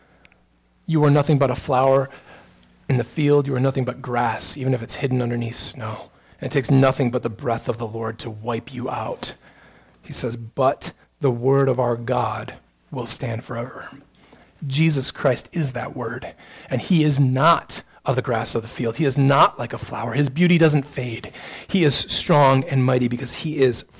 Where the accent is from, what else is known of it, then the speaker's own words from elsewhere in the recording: United States; we're American